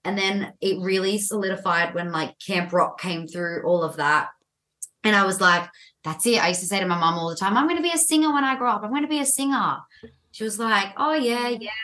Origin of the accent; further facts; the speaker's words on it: Sydney, New South Wales, Australia; also born or lived in Dural; I'm from Sydney, Australia.